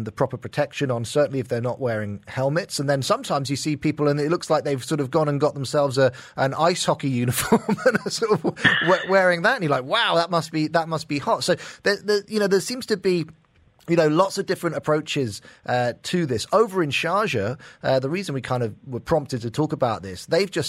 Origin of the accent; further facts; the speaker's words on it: United Kingdom; moved away; my home country, the UK